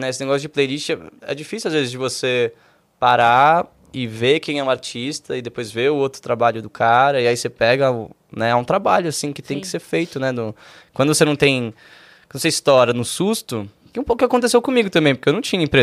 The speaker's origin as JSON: {"language": "Portuguese", "country": "Brazil", "said": "eu não sou gringo, eu sou, porra, aliás, sou, né, mas sou brasileiro também, canto em português"}